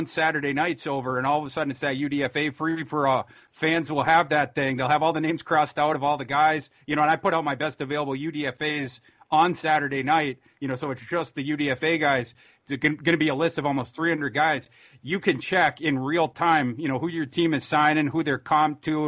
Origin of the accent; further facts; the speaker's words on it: Minnesota, United States; I'm from Minnesota